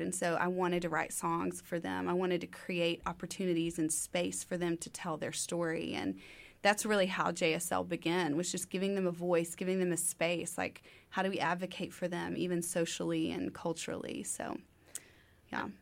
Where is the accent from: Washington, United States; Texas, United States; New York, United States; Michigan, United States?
Texas, United States; Tyler; moved away as an adult; now in Waco, United States; Originally, I'm from Tyler, Texas, about two and a half hours east on thirty-one